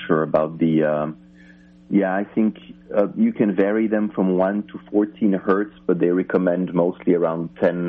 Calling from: Finland; I'm calling you from way, way far away. I'm calling you from Finland in Europe.

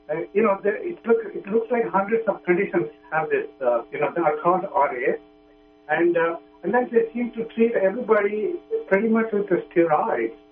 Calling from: New York, United States; Uh, I'm from New York.

